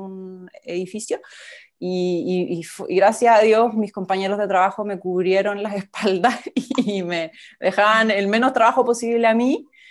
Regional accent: Chile; moved away as an adult; now in Melbourne, Australia; soy chilena, vivo en Melbourne, Australia.

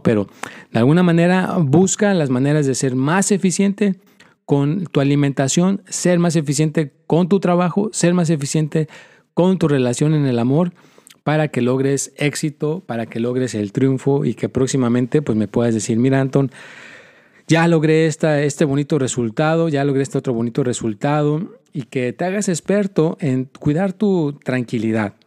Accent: Mexico; now in United States; mi propio país, de donde yo soy

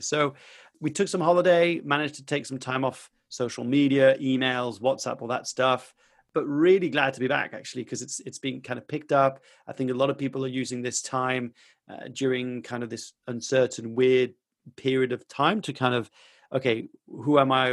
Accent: France; I grew up in France

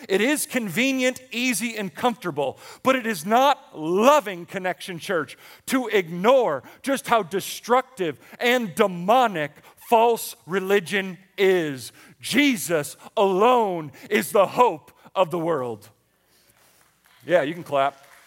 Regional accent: Buffalo, New York, United States; moved away; I grew up in Buffalo, New York

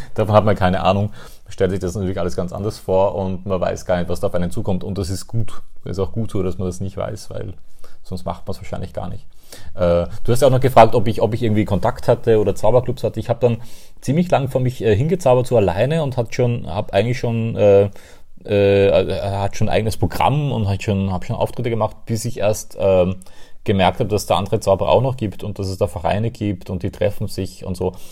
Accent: Austria; ich komme aus Österreich

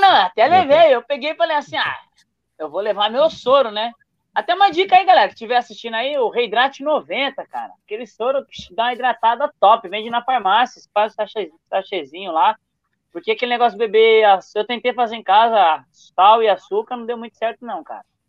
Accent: São Paulo, Brazil; um brasileiro da periferia de São Paulo, da Zona Leste

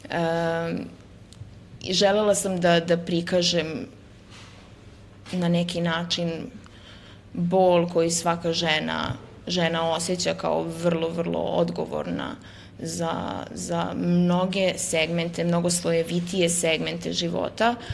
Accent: Pristina, Kosovo; iz patrijarhalnog podneblja kao rođena sam u Prištini

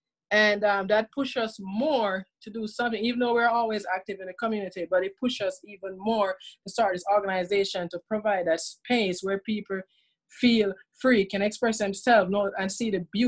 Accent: Jamaica; now in Prince George's County, Maryland, United States; So I grew up in Jamaica, and when I was 15, I came out as being a lesbian there to my family.

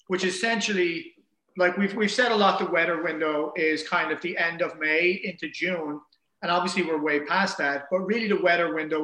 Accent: Ireland; moved away as an adult; now in New York City, United States; So I'm from Ireland

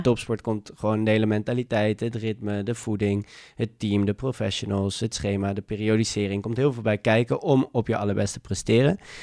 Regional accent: Amsterdam, North Holland, Netherlands; geboren en getogen in Amsterdam

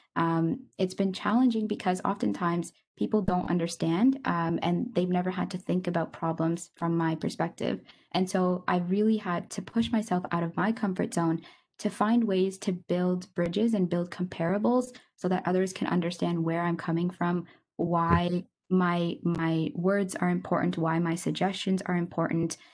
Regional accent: Kitchener, Ontario, Canada; now in Kingston, Canada; I grew up in Kitchener, Ontario

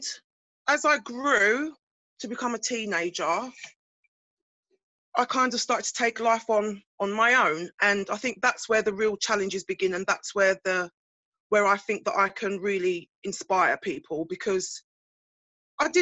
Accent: Basildon, East of England, United Kingdom; I'm from Essex, Basildon to be exact.

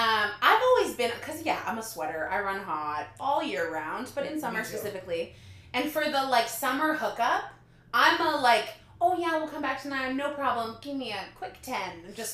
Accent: Guelph, Ontario, Canada; moved away as an adult; also born or lived in Erin, Ontario; now in Toronto, Canada; From 13 to 27, I was in Guelph. And then before that, I was in Erin, Ontario. Tiny little two-stoplight town.

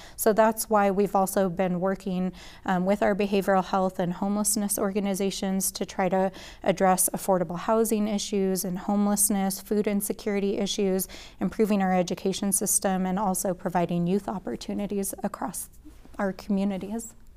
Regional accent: Albuquerque, New Mexico, United States; as somebody who grew up in a working class family right here in Albuquerque, I grew up in the North Valley and the West Side

